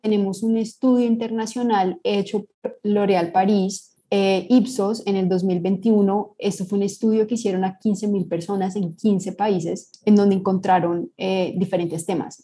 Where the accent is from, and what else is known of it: Colombia